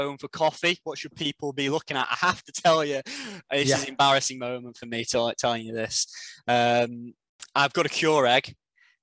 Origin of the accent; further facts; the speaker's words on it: United Kingdom; being a Brit.